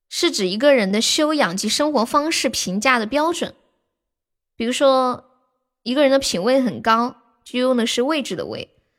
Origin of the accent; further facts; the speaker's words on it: Sichuan, China; 你咋个晓得我是四川的呢